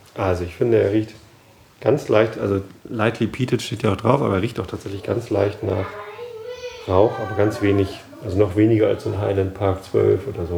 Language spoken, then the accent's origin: German; Hamburg, Germany; Wir als Hamburger